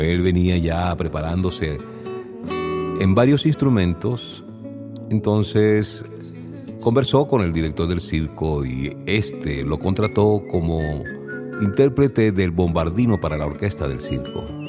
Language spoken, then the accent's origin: Spanish; Venezuela; aquella que en Venezuela conocemos como música cañonera